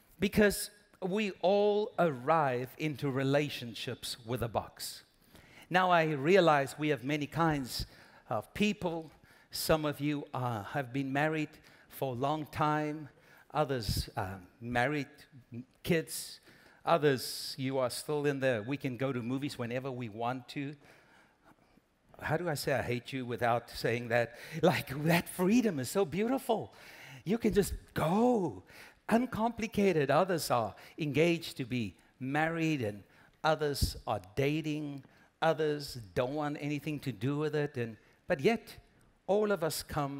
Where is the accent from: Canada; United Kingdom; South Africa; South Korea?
South Africa; moved away as an adult; now in United States; we're originally from South Africa, and we planted a church back home